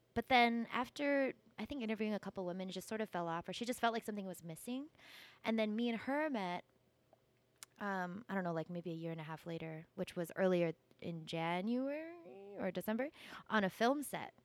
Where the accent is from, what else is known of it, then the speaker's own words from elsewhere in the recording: California, United States; I grew up in California